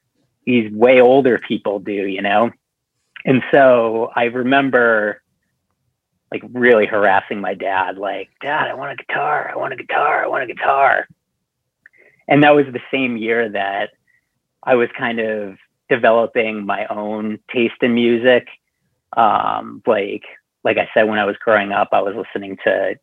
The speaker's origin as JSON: {"language": "English", "region": "Southern New Hampshire", "country": "United States", "tie": "born or raised there", "moved": "yes", "lives_now": "Salem, United States", "said": "I live in Salem, Massachusetts right now. But I grew up in Southern New Hampshire"}